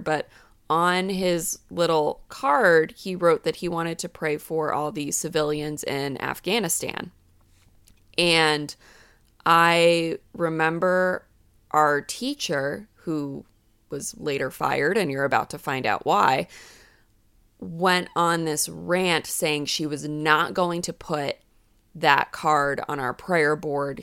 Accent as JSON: {"language": "English", "region": "New England", "country": "United States", "tie": "born or raised there", "said": "I grew up in New England"}